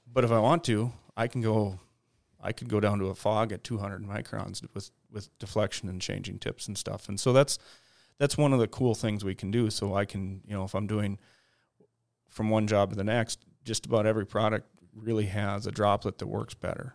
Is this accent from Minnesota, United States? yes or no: yes; Detroit Lakes, Minnesota, United States; I grew up in Detroit Lakes, Minnesota